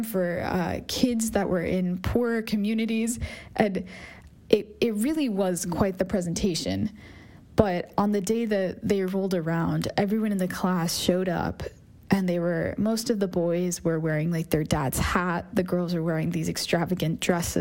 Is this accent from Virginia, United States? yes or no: yes; Northern Virginia, United States; I grew up in Northern Virginia